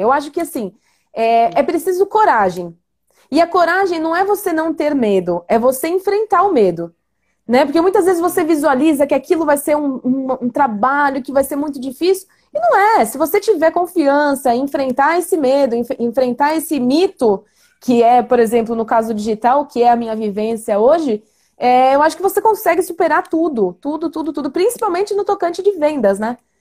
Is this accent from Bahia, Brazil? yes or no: no; Suzano, São Paulo, Brazil; nasci em sítio, lá em Suzano, quando Suzano era uma cidade pequena ainda